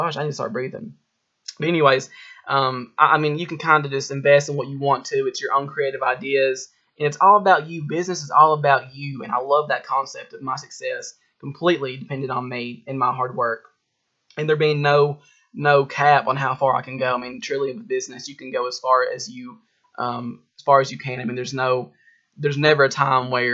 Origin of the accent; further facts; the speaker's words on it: Harlan County, Kentucky, United States; I'm from Harlan County, Kentucky